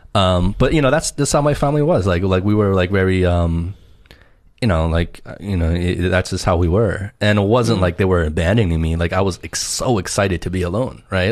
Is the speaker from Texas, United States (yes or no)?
no; New Jersey, United States; growing up in New Jersey